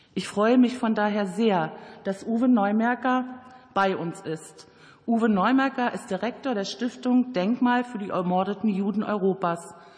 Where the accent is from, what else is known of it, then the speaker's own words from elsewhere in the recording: Germany; Bei uns in Deutschland